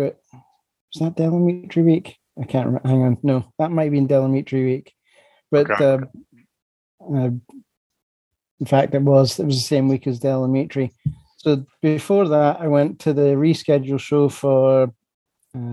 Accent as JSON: {"language": "English", "town": "Dunfermline", "region": "Scotland", "country": "United Kingdom", "said": "I'm from Dunfermline."}